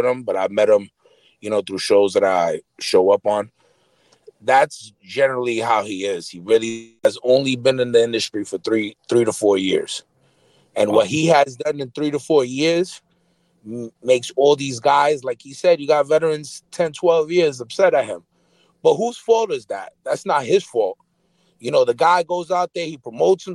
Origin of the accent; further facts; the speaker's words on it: Northeast, United States; now in Florida, United States; I'm from the Northeast, too